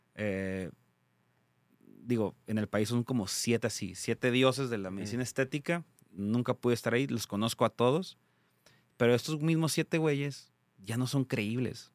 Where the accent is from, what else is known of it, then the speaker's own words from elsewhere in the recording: Tijuana, Baja California, Mexico; soy de Tijuana, Baja California